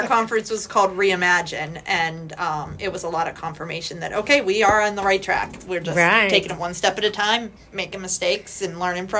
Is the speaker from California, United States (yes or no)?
no; Freeport, Pennsylvania, United States; born or raised there